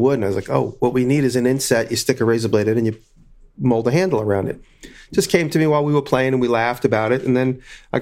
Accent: Long Island, New York, United States; moved away; where I grew up in Long Island

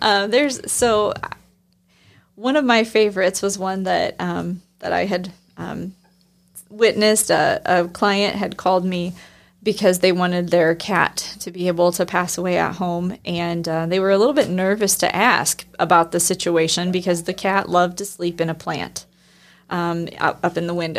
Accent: Northeast Indiana, United States; I grew up in Northeast Indiana

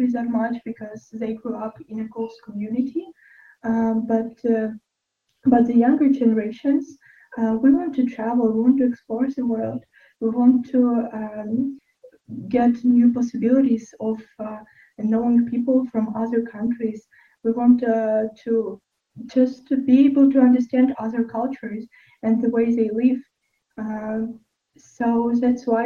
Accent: Ukraine; English is a second language

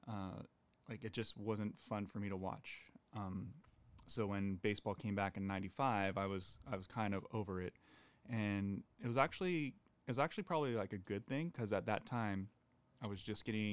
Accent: Gilroy, California, United States; growing up in Gilroy

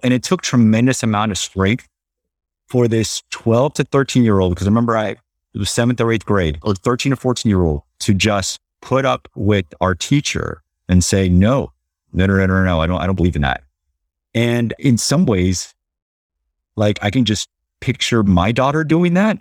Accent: Los Angeles, California, United States; growing up in Los Angeles, go to Catholic schools

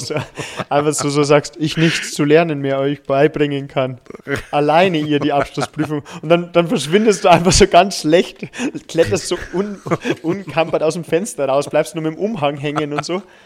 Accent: Regensburg, Bavaria, Germany; meine alte Schule. Liebe Grüße ans Werner von Siemens Gymnasium in Regensburg

